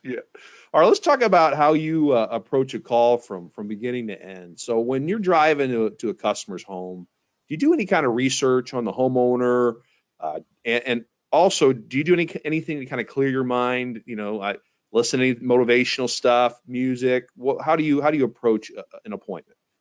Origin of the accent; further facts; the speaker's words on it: St. Louis, Missouri, United States; my hometown, St. Louis, Missouri